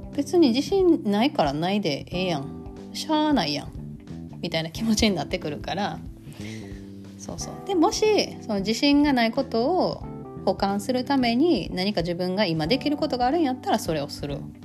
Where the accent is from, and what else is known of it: Kansai, Japan; accent: Kansai-ben